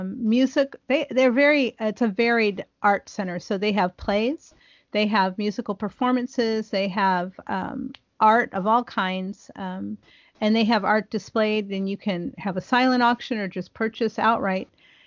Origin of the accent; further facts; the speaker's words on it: northeastern Ohio, United States; now in Texas, United States; I was pretty fluent when I was in high school, where I grew up in Ohio, in northeastern Ohio. But then I moved to Texas.